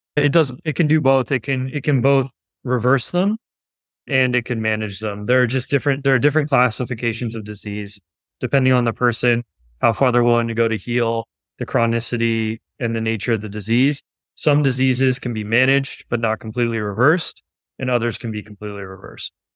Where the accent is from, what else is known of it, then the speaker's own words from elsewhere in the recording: Los Angeles, California, United States; grew up in West Los Angeles.